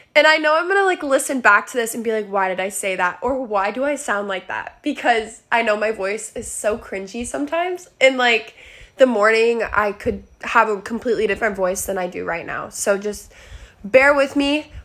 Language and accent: English; Arizona, United States; moved away; I am from Arizona originally.